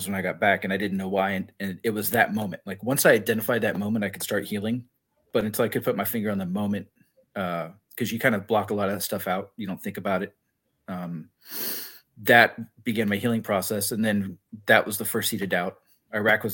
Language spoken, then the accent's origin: English; Corpus Christi, Texas, United States; moved away as an adult; I was born in Corpus Christi, Texas, born and raised for 18 years.